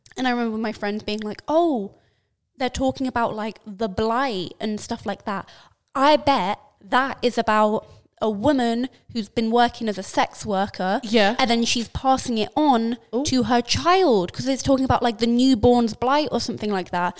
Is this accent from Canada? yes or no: no; London, United Kingdom; being a Londoner